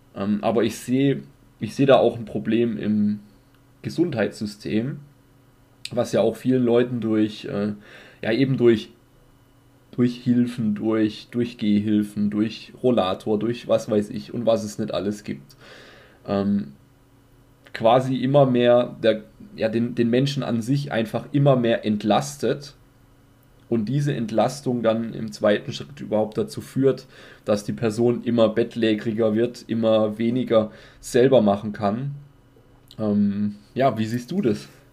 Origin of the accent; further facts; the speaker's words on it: Germany; bei uns in Deutschland